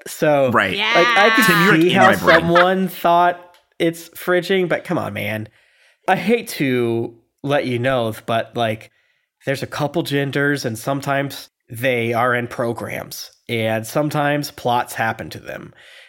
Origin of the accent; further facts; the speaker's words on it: South Korea; I'm from Korea, which has been invaded, by the way, so maybe.